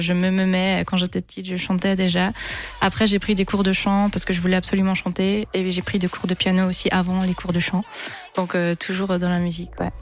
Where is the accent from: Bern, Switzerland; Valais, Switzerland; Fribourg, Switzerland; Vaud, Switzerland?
Bern, Switzerland; Tramelan; also born or lived in London; mon village natal, ah, ah, à, Tramelan.